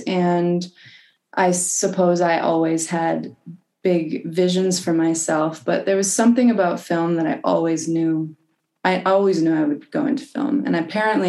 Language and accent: English; Fernie, British Columbia, Canada; I'm from a little mining town, little ski town in British Columbia in Canada called Fernie